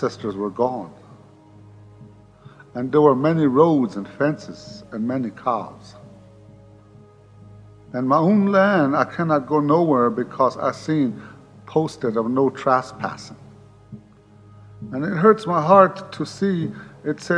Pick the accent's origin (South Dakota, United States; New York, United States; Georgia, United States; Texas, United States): South Dakota, United States; Pine Ridge Indian Reservation; I was born on the Pine Ridge Indian Reservation and lived there all my life